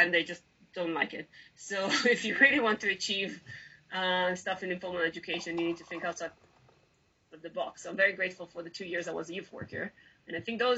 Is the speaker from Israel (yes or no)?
yes; Israel; English is a second language; I grew up in Israel